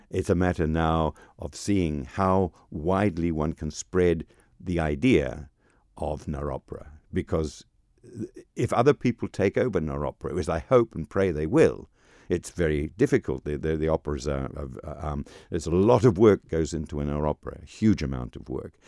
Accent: New Zealand; moved away as an adult; also born or lived in England / Germany; I am from New Zealand, um, uh, trained in New Zealand and then trained in England and then trained in Germany.

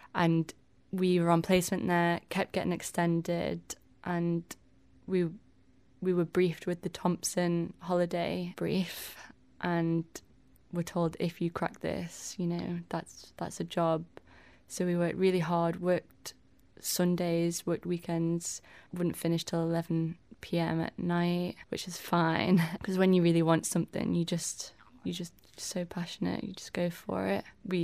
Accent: Tramode, Isle of Man; I was born here on the island, and then I grew up in Tramode with my fam.

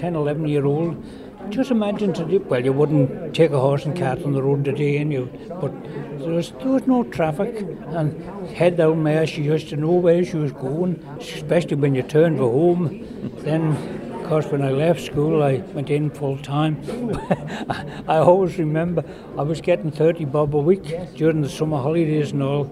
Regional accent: Isle of Man; I was born in Balaquinny, 1934

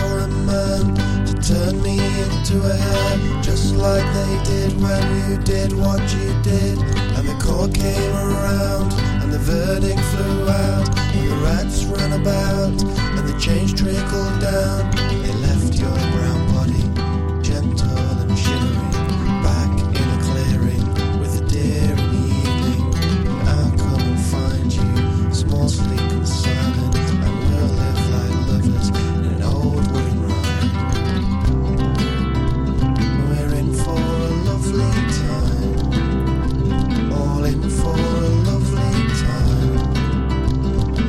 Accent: Guisborough, North East England, United Kingdom; now in Isle of Man; When I was growing up in Gisborough in the northeast of England

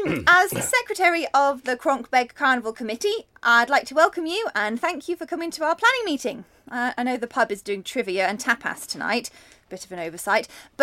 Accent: Port Erin, Isle of Man; I was brought up in Port Erin mainly

